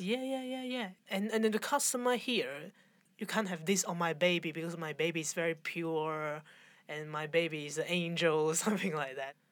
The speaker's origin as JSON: {"language": "English", "country": "Hong Kong", "said": "I'm from Hong Kong"}